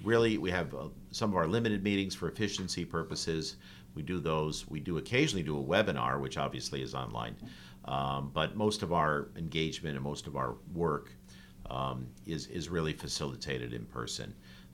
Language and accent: English; North Haven, Connecticut, United States; I grew up in North Haven, raised in North Haven. I live in North Haven.